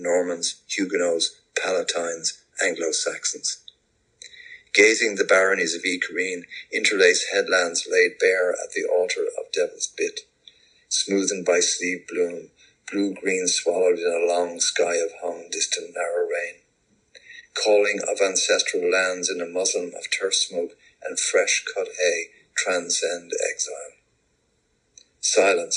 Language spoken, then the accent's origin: English; Dublin, Leinster, Ireland; moved away as an adult; also born or lived in Birmingham, United Kingdom / South Kilkenny, Ireland; now in Atlanta, United States; being a Dubliner, I grew up in Rialto, which is on the fringe of the Liberties